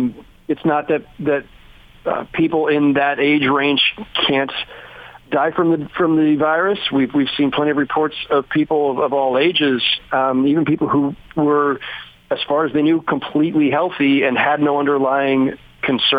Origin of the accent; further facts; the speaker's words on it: Bay Area, California, United States; now in New York, United States; the Bay Area where I grew up